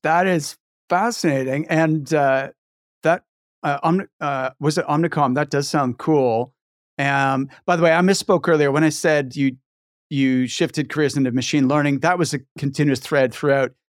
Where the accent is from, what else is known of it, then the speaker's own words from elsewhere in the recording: Halifax, Nova Scotia, Canada; moved away as an adult; also born or lived in near Edinburgh, Scotland; now in Scotland, United Kingdom; I'm from Halifax